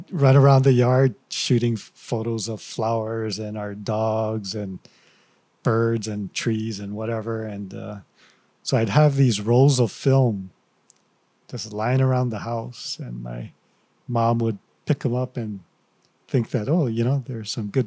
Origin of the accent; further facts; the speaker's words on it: Hilo, Hawaii, United States; Born and raised in Hilo.